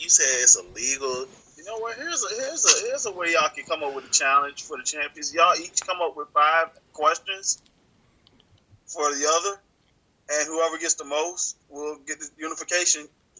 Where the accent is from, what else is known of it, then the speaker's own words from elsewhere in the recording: Virginia, United States; we're from Virginia.